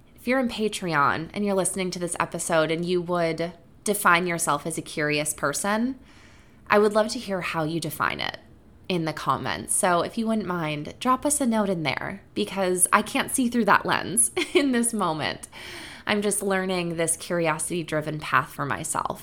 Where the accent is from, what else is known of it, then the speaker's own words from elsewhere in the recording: Wisconsin, United States; growing up in Wisconsin